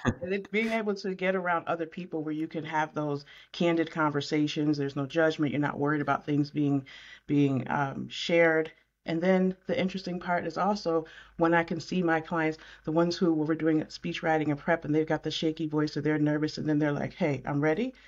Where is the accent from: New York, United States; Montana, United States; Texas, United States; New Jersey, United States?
New York, United States; Syracuse; now in Concord, United States; I right now live in Concord, North Carolina. I'm from Syracuse, New York, so I specialize right in my hometown